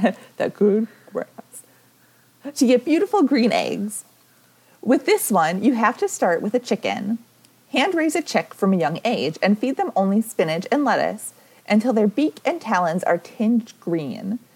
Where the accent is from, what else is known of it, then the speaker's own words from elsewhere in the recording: Wisconsin, United States; I am from Wisconsin